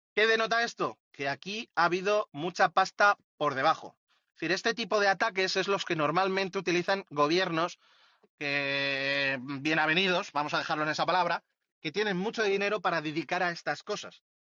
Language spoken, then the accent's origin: Spanish; Madrid, Community of Madrid, Spain; yo que soy de, de Madrid